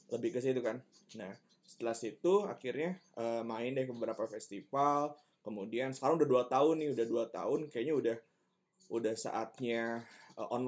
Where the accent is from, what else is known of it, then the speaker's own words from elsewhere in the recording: Kuningan, West Java, Indonesia; aku asli dari Kuningan besar di Kuningan lahiran 98 umur 23